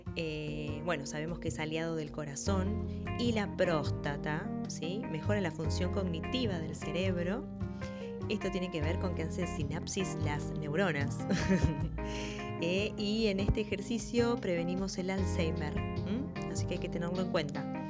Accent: Mendoza, Argentina; moved away; yo viví un tiempo bastante, me crié en Mendoza, la provincia del sol y del buen vino

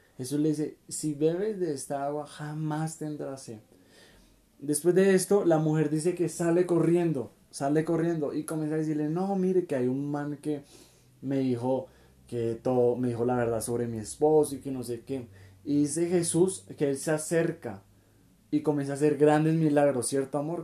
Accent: Colombia; somos de Colombia

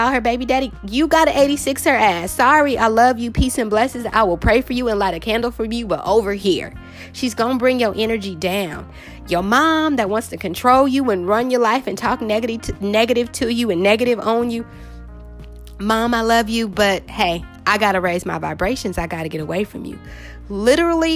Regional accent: California, United States; I'm from California, you guys. So Mexican food, we do Mexican food a lot out here

